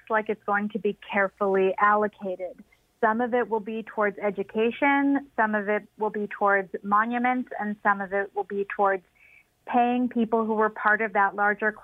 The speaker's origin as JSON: {"language": "English", "town": "Los Angeles", "region": "California", "country": "United States", "tie": "born or raised there", "moved": "yes", "said": "I grew up in Los Angeles, and I'm a dual citizen"}